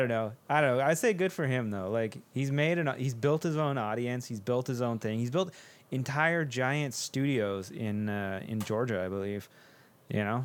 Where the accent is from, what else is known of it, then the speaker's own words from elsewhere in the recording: Canada; there is something about being Canadian